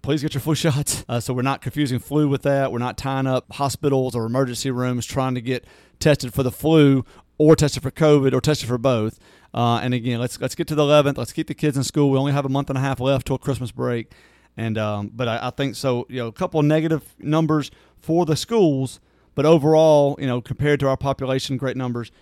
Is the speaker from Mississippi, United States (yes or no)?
yes; Natchez, Mississippi, United States; moved away; I grew up in my hometown of, of Natchez